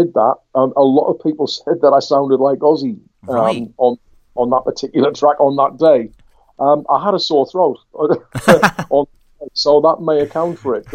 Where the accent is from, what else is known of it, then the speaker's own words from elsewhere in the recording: Durham, North East England, United Kingdom; also born or lived in Leicester / Washington; I returned from Leicester back up to my native northeast, because I'm a Durham lad. I was from Durham City.